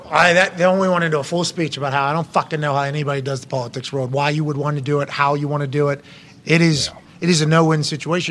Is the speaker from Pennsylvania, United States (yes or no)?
yes; Pennsylvania, United States; I'm from Pennsylvania. Pennsylvania, big state